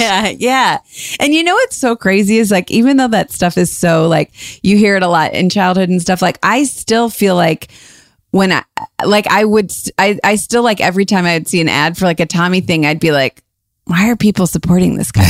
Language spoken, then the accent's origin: English; Cleveland, Ohio, United States; moved away; also born or lived in Chicago; we're from Cleveland, but I but but I lived in Chicago for a long time